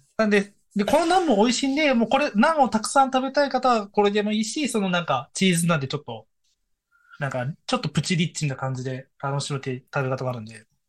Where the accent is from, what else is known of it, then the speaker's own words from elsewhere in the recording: Fukuoka, Japan; also born or lived in Koga, Fukuoka; now in Fukutsu, Japan; 地元、福岡出身